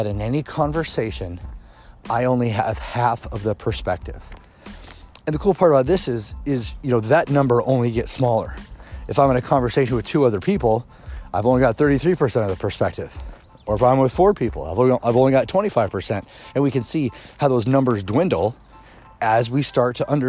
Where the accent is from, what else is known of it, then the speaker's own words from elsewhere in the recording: Kansas City, United States; I grew up in Kansas City